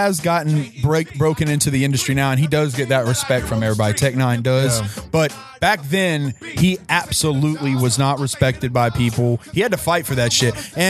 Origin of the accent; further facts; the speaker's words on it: Columbus, Ohio, United States; When he started performing here in my hometown of Columbus.